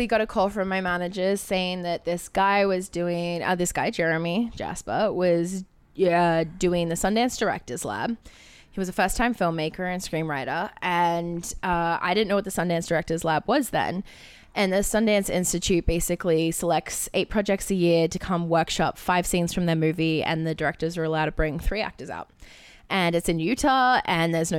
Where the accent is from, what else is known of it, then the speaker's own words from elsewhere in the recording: Australia; I'm Australian, which means I can do an American accent, but I can't do Jersey